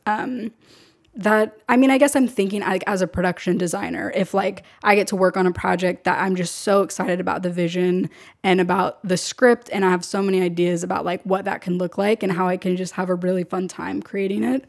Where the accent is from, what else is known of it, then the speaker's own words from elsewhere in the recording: San Diego, California, United States; moved away as an adult; now in Los Angeles, United States; I'm from San Diego. I was born and raised in San Diego my entire life.